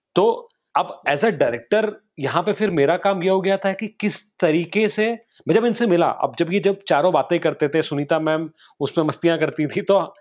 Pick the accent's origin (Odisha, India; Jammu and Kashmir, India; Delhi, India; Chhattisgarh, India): Chhattisgarh, India; Raipur; also born or lived in Gwalior; रायपुर से बिलोंग करता हूँ